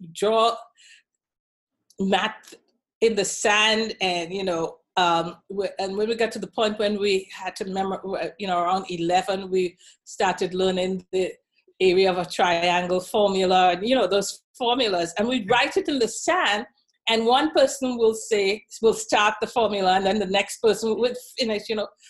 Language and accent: English; Trinidad & Tobago; moved away as an adult; also born or lived in Washington, D.C. / Cleveland / Dallas; now in United States; growing up in Trinidad and Tobago